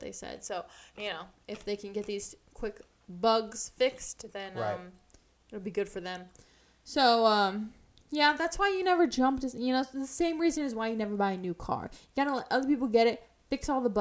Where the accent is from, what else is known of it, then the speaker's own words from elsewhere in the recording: United States; I'm an American citizen, so yeah. I just was lucky enough to be born here